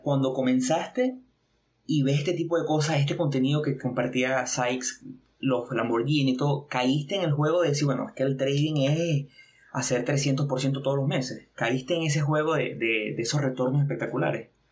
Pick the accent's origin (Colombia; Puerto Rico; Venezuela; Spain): Venezuela; a small city in eastern Venezuela; venimos de una pequeña ciudad de aquí del oriente del país, en Venezuela. Bueno, yo estoy en Venezuela